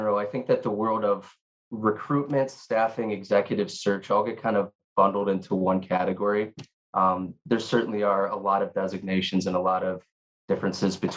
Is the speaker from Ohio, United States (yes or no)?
no; Chicago, Illinois, United States; moved away as an adult; now in Honolulu, United States; born and raised in Chicago, Illinois, been out here for about 9 years